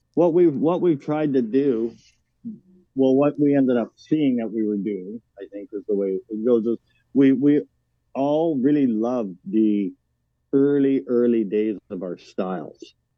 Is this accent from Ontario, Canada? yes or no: no; Vancouver Island, British Columbia, Canada; moved away as an adult; also born or lived in Yukon; now in Winnipeg, Canada; I grew up on Vancouver Island